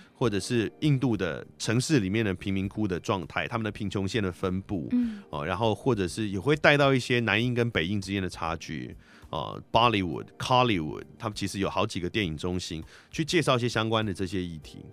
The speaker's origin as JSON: {"language": "Chinese", "country": "Taiwan", "tie": "born or raised there", "said": "那我自嗯己哼是出生在台湾，生长在台湾，但是我们家是汉人，并不是蒙古人"}